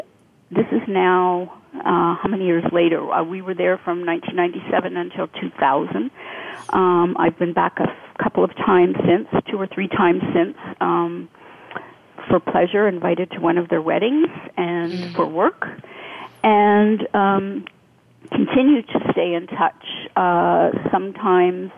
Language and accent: English; Canada; I came from Canada